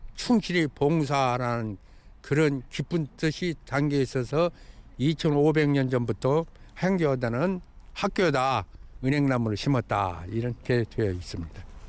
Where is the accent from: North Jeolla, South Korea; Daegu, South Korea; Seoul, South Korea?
North Jeolla, South Korea; Buan; now in Jeonju, South Korea; 고향은 전라북도 부안 주산민이고요